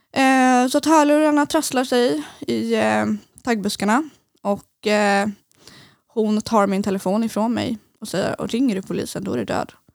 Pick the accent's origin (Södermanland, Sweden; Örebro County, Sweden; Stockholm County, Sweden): Södermanland, Sweden; Eskilstuna; moved away as an adult; now in Gothenburg, Sweden; jag kommer från Eskilstuna